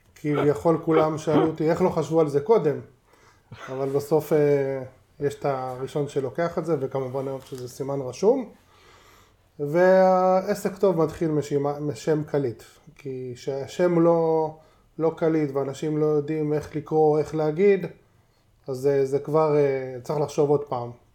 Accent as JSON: {"language": "Hebrew", "town": "Tel Aviv", "region": "Tel Aviv District", "country": "Israel", "tie": "born or raised there", "said": "נולדתי ליד דיזנגרוף סנטר. גרנו שם כל החיים, זו השכונה שלי"}